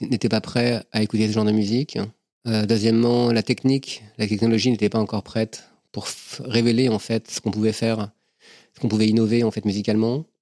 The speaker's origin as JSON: {"language": "French", "town": "Versailles", "region": "Île-de-France", "country": "France", "tie": "born or raised there", "said": "je suis né à Versailles en 69"}